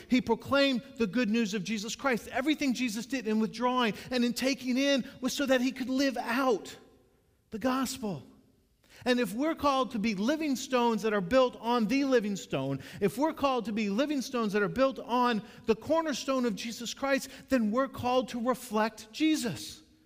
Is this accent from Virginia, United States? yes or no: no; Florida, United States; moved away; also born or lived in North Carolina; I grew up in Florida